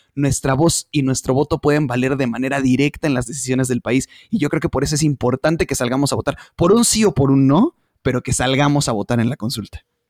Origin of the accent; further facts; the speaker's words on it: Mexico; como pueblo mexicano